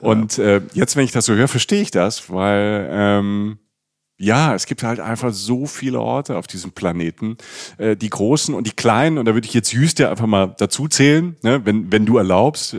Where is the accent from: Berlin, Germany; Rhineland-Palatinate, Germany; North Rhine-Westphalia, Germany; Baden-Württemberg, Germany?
Rhineland-Palatinate, Germany; also born or lived in Cologne; ich bin aus der Pfalz